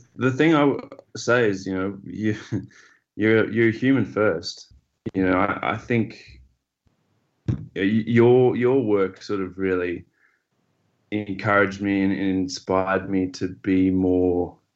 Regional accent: Zimbabwe; moved away; also born or lived in Australia; having grown up in Zimbabwe

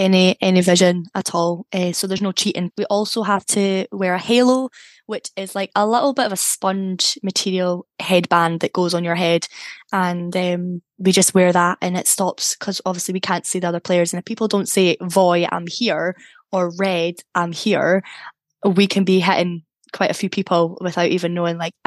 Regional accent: Scotland, United Kingdom; I'm from Scotland, I don't have any family in England

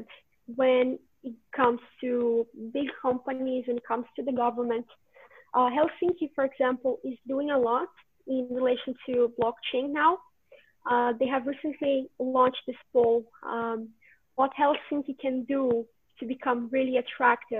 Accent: Brazil; moved away as an adult; now in Finland; I come from Brazil

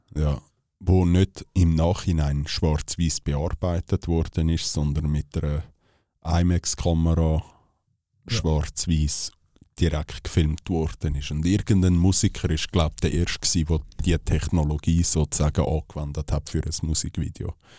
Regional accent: Switzerland; wir als Schweizer Bürger

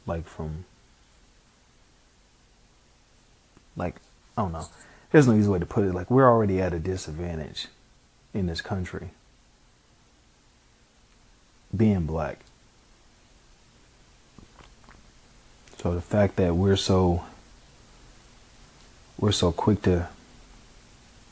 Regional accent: Chicago, Illinois, United States; me growing up in Chicago

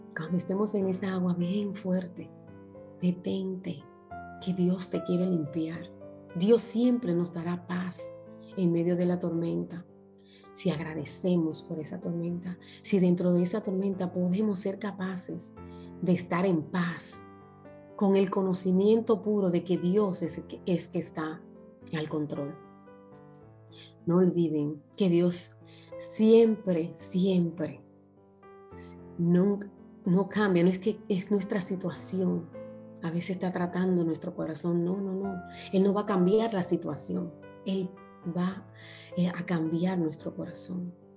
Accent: Dominican Republic; moved away as an adult; also born or lived in Punta Cana; yo trabajaba para el grupo Capcana, las que viven en mi país conocen

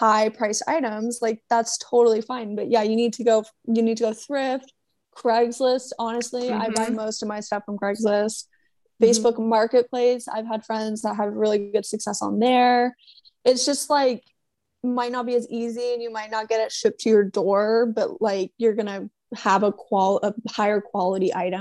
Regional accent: Niwot, Colorado, United States; moved away; I'm from Niwot

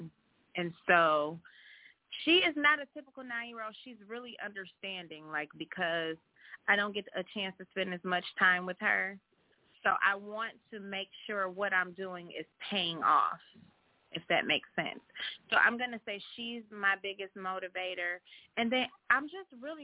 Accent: Cleveland, Ohio, United States; I'm from Cleveland

